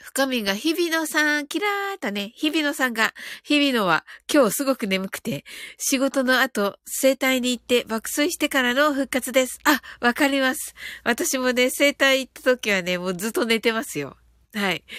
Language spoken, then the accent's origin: Japanese; Kyushu, Japan; 九州人なんでね